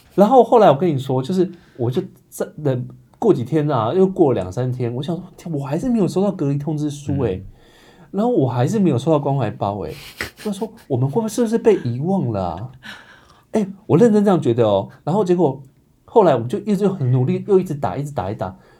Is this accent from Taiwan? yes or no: yes; Hsinchu, Taiwan; now in Taipei, Taiwan; 我是新竹人